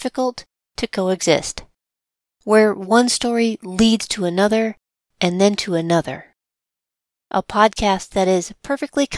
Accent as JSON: {"language": "English", "town": "St. Louis", "region": "Missouri", "country": "United States", "tie": "born or raised there", "said": "my hometown, St. Louis, Missouri"}